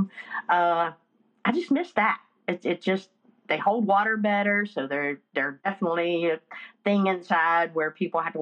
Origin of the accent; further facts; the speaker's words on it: Blue Ridge Mountains, North Carolina, United States; I'm from the Blue Ridge Mountains in North Carolina